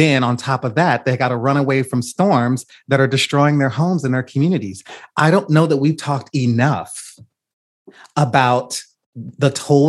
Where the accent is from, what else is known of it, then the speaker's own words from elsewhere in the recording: the South, United States; as a Southerner